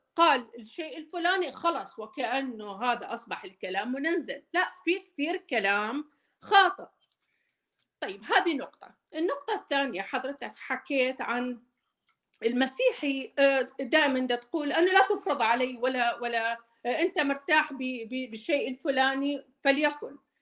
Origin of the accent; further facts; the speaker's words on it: Mosul, Nineveh, Iraq; accent: Maslawi (Mosul) dialect; also born or lived in Baghdad; now in United States; انا عراقيه و احكي اللهجه المصلاويه اكثر من البغداديه